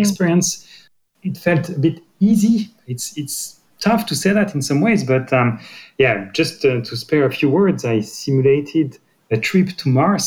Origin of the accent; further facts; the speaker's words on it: Brittany, France; English is a second language; moved away; I'm coming from Brittany